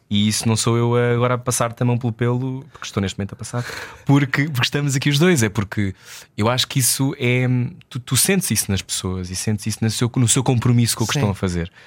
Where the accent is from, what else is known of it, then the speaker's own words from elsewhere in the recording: Portugal; como português